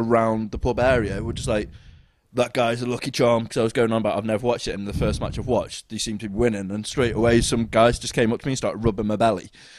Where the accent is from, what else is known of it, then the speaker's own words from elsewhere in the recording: England, United Kingdom; now in Wales, United Kingdom; I'm English.